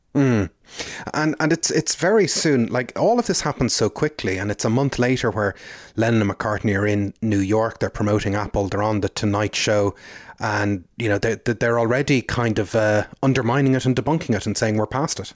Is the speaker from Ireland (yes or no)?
yes; Ireland; growing up in Catholic Ireland